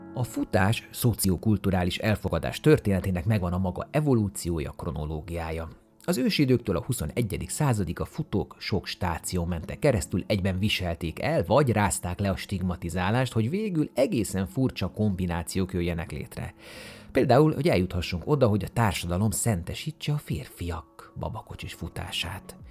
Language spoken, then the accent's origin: Hungarian; Budapest, Hungary; én itt nőttem föl, itt voltam gyerek a Tabánban